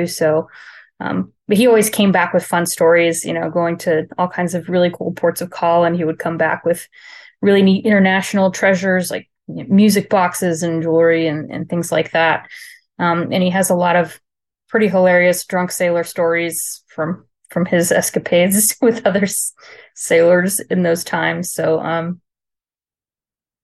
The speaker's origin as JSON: {"language": "English", "town": "Charleston", "region": "South Carolina", "country": "United States", "tie": "born there", "said": "I was born in Charleston, South Carolina, to a Navy dad"}